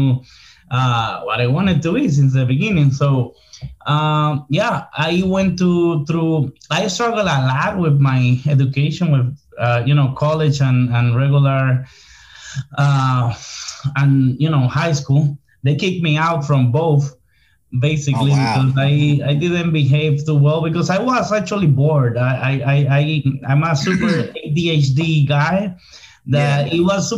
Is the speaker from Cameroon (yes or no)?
no; Santo Domingo, Distrito Nacional, Dominican Republic; English is a second language; now in Miami, United States; I'm from the city, like la capital, Santo Domingo.